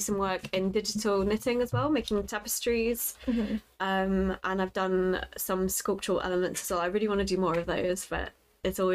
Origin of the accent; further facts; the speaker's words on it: Lincoln, East Midlands, United Kingdom; moved away as an adult; also born or lived in Poland; now in London, United Kingdom; after me and my family emigrated from Poland, we mm-hmm. We grew up in Lincoln